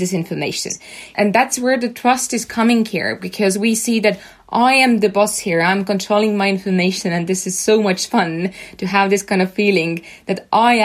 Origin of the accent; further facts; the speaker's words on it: Estonia; we were such a small country. We were just 1.3 million people here. And we came from Soviet Union